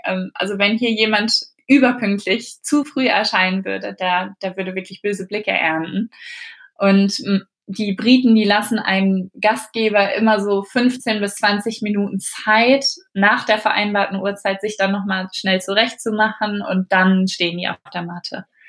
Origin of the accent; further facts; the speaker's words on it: Germany; moved away as an adult; also born or lived in Mexico; now in England, United Kingdom; als Deutscher